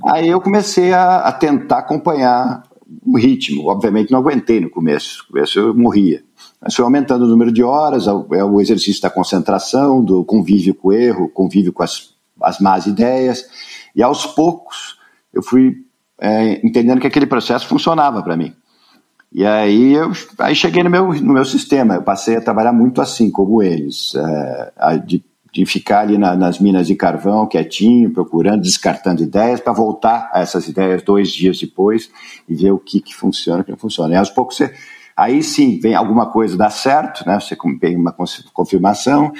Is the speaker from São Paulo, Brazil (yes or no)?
no; Curitiba, Paraná, Brazil; Eu nasci em Curitiba. Meu pai era publicitário, tinha uma agência de propaganda em Curitiba